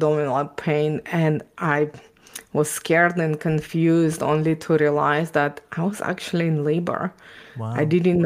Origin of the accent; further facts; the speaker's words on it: Ukraine; English is a second language; also born or lived in Israel; now in Canada; I was born and raised in Ukraine